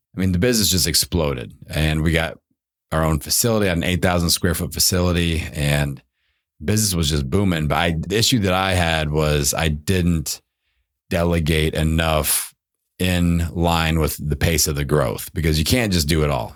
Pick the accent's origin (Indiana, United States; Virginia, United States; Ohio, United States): Indiana, United States; I grew up in Indiana playing basketball